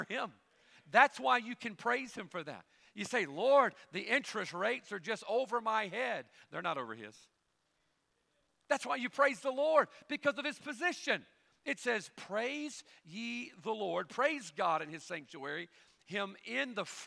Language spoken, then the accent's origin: English; Bible Belt, the South, United States; we grew up here in the South in the Bible Belt